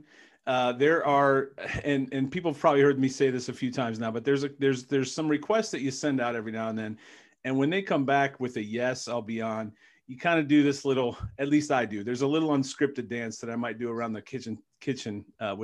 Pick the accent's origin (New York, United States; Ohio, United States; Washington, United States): Ohio, United States; Cleveland; I'm from Cleveland